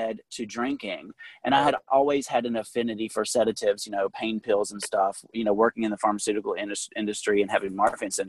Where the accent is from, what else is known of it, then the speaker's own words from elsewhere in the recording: Suwannee County, on the Georgia line, Florida, United States; also born or lived in Fort Lauderdale, Florida; I was born here in Fort Lauderdale in South Florida, but I was raised on the Georgia line in Suwanee County, which is a farming community.